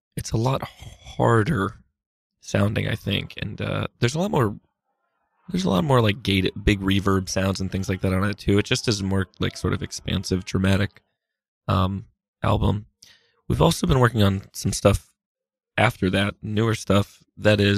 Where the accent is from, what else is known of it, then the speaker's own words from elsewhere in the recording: Massachusetts, United States; now in New York, United States; I grew up in Massachusetts, but I've lived in New York for a while.